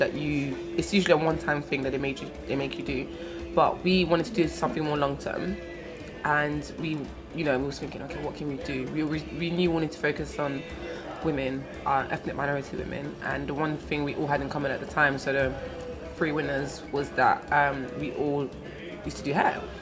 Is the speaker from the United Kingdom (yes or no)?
yes; England, United Kingdom; also born or lived in France / Congo (ancestry); I'm from Congo originally, but I wasn't born there. I was born in France. And then when I was 8, I moved to England. And yeah, I've been here ever since